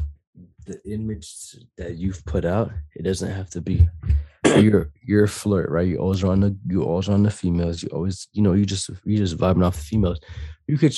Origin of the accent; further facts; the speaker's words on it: Miami, Florida, United States; I grew up in Miami